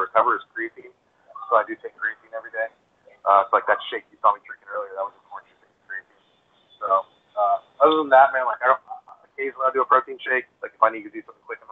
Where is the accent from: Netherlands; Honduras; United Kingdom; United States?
Honduras; moved away; I was born in Honduras, and we're all, like, a bunch of small little Hispanic people.